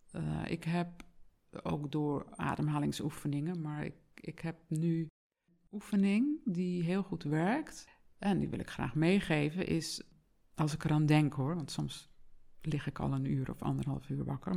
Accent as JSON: {"language": "Dutch", "region": "Zeeland", "country": "Netherlands", "moved": "yes", "said": "ik kom uit Zeeland oorspronkelijk"}